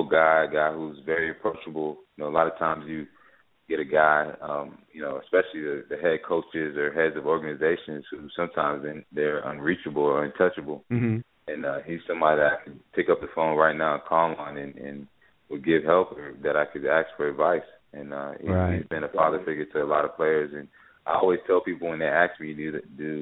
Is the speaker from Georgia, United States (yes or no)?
yes; Atlanta, Georgia, United States; I was born in Atlanta, started playing football at the age of 10 years old, and started in the Brookwood community